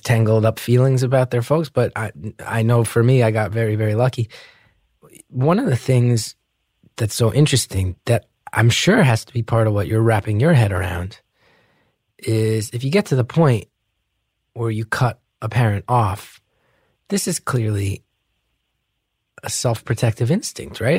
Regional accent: New Jersey, United States; accent: heavy New Jersey; I grew up with a very heavy New Jersey accent

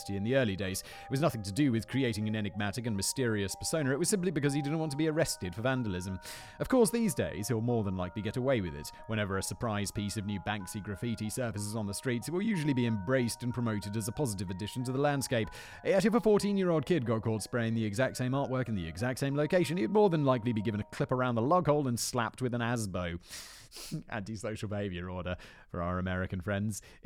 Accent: Kent, South East England, United Kingdom; moved away; I'm from Kent.

